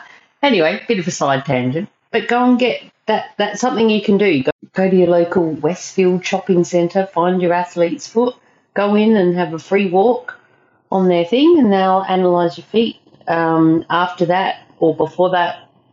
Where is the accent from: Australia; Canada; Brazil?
Australia; South Australia; I'm not from England. I'm just from South Australia, which has come up on the podcast before.